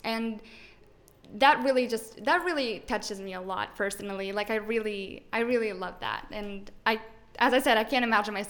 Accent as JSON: {"language": "English", "country": "Tunisia", "second_language": "English", "said": "our second language is not English, it's actually French."}